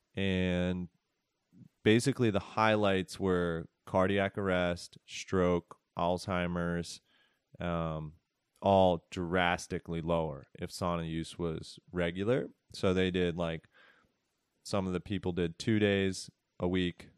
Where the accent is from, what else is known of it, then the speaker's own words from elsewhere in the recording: Philadelphia, Pennsylvania, United States; also born or lived in San Francisco; now in Asheville, United States; I grew up in Northeast Philadelphia